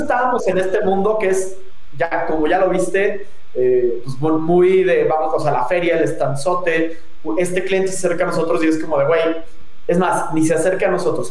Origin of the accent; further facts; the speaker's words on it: León, Guanajuato, Mexico; accent: leonés cantadito; moved away; soy de León, que tenga el, el ya sabes, el acentito leonés cantadito